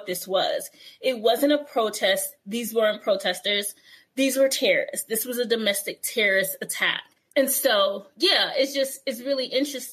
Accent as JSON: {"language": "English", "town": "New York City", "region": "New York", "country": "United States", "tie": "born or raised there", "said": "Growing up in New York"}